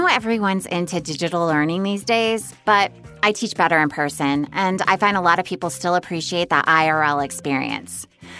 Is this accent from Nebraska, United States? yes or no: no; Sacramento, California, United States; Hi, this is … from Sacramento, California.